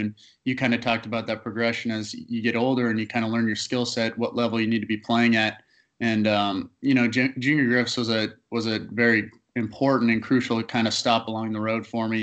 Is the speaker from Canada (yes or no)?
yes; Canada; being a Canadian kid, um, playing in Canada was really important for um, draft purposes